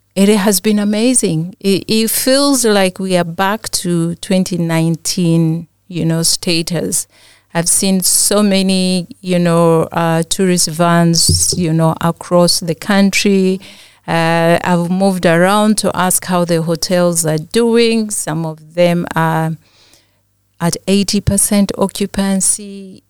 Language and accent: English; Uganda; I'm from Uganda